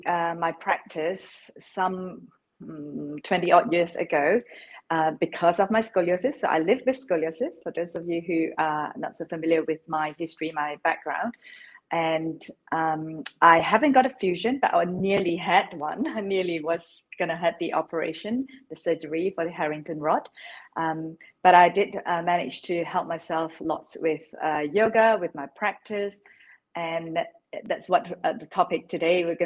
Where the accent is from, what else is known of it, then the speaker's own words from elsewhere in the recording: Malaysia; now in London, United Kingdom; I was born in Malaysia. I am based in London now, so I live in London